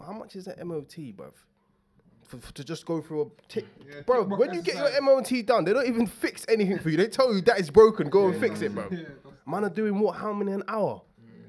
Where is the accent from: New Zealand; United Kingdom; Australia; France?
United Kingdom; London; I'm a dude from South.